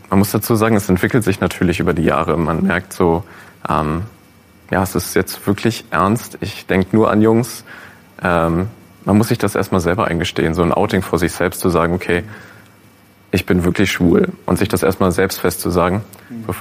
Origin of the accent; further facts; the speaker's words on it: North Rhine-Westphalia, Germany; Also ich bin sehr ländlich aufgewachsen in NRW